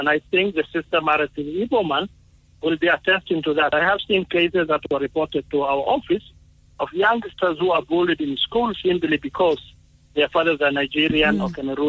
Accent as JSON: {"language": "English", "country": "Mali", "said": "If I am actually married to a South African and I'm from Mali, it's not actually the woman is married to a drug lord or something of that."}